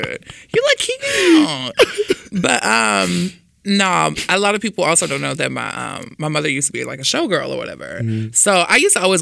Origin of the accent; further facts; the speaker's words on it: Houston, Texas, United States; moved away as an adult; also born or lived in Dallas, Texas / Denton, Texas / Memphis, Tennessee; now in Los Angeles, United States; I'm from Houston no more, because I done lived in Dallas for 2 years